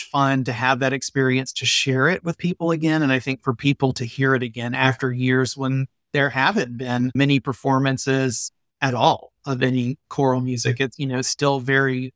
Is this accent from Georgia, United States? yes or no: yes; Atlanta, Georgia, United States; now in St. Louis, United States; I grew up in Atlanta.